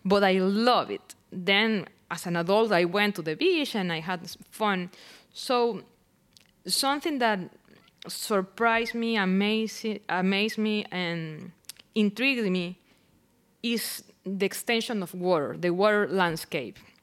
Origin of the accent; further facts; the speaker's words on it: Barquisimeto, Lara, Venezuela; English is a second language; moved away as an adult; I am originally from Barquisimeto